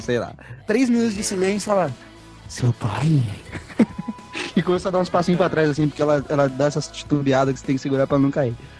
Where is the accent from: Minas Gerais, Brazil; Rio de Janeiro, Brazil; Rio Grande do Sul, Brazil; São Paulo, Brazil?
São Paulo, Brazil; Campinas; aqui em Campinas, minha cidade natal, no qual eu resido